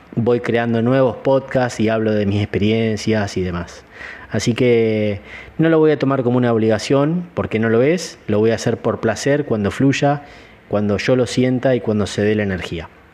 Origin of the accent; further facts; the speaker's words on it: Gualeguaychú, Entre Ríos, Argentina; also born or lived in Chicago; now in Córdoba, Argentina; Soy nacido en Gualeguaychú, provincia de Entre Ríos, en Argentina